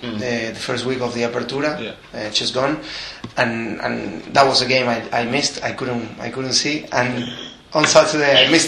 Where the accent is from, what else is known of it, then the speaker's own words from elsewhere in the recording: Avellaneda, Buenos Aires Province, Argentina; I was born in Avellaneda, in a Racing club supporting family.